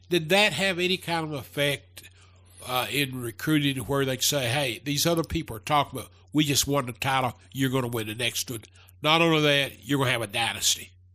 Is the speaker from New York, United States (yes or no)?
no; Hazard, Kentucky, United States; growing up in Hazard